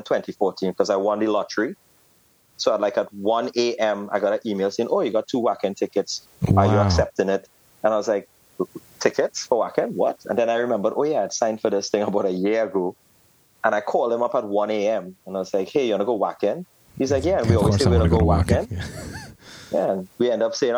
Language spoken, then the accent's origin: English; Trinidad & Tobago; as a Trinidadian, it kind of is in you, like movement and groove